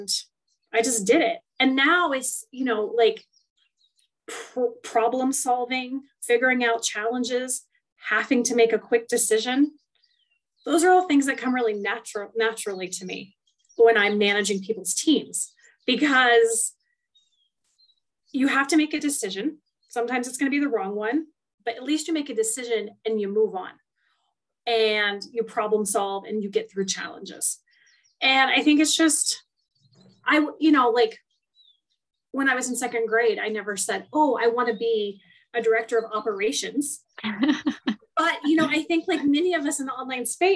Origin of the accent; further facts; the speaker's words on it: Western Kansas, United States; moved away; I literally come from a small town in Western Kansas